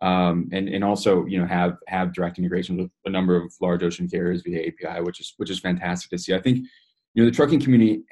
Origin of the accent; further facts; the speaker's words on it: Chicago, Illinois, United States; moved away as an adult; also born or lived in Copenhagen / Netherlands; I'm originally from Chicago